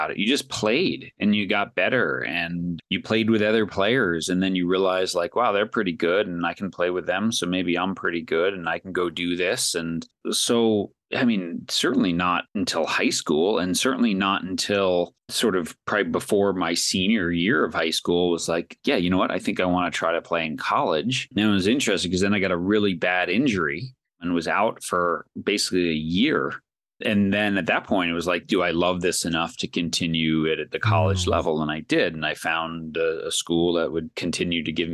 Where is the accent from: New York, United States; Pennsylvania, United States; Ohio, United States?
New York, United States; Long Island; I was with, you know, from a small town on Long Island.